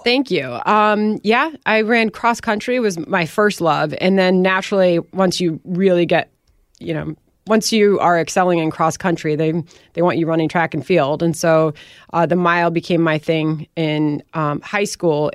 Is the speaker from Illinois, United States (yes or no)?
yes; Wheaton, Illinois, United States; moved away; also born or lived in Winfield, Illinois; And they raised me in that house, and they raised me in that town